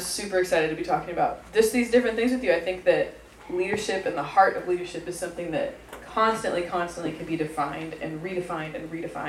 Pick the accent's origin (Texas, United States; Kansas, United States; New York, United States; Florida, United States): Texas, United States; Dallas; moved away as an adult; now in Tulsa, United States; I'm not from somewhere quite as cool. I'm from Dallas. but I did move here, 4 years ago to go to school at ORU in Tulsa.